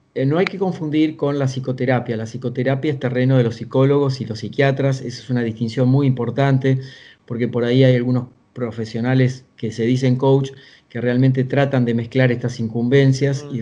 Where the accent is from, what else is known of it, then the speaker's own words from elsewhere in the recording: small town in the interior of Argentina, Buenos Aires Province, Argentina; moved away; vengo de una familia de origen muy humilde, del interior de Argentina, de un pueblo muy pequeño, de 8.000 habitantes, unos, unos 300 kilómetros al sur de la ciudad de Buenos Aires. Y ahí tuve que empezar a trabajar de muy chico